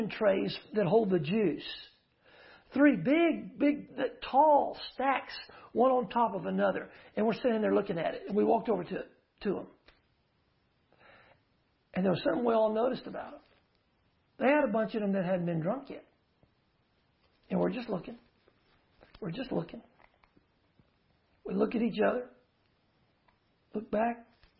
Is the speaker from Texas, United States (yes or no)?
yes; Uvalde, Texas, United States; also born or lived in Houston; I grew up in Uvalde, but I was a small child in Houston